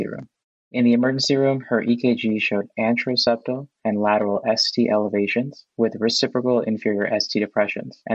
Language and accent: English; Chicago, Illinois, United States; moved away as an adult; also born or lived in Bay Area / Southern California; now in Los Angeles, United States; I was born and raised in Chicago